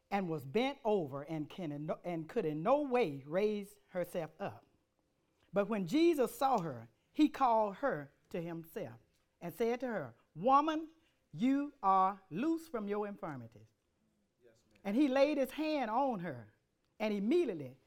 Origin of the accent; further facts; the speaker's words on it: Montgomery, Alabama, United States; I'm country. I'm from Montgomery, Alabama